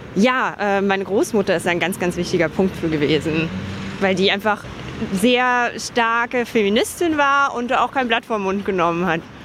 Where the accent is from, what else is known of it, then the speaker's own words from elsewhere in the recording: Dachau, Bavaria, Germany; also born or lived in Munich; now in Berlin, Germany; Ich bin in München geboren und im Dachauer Hinterland aufgewachsen, in Dachau zur Schule gegangen.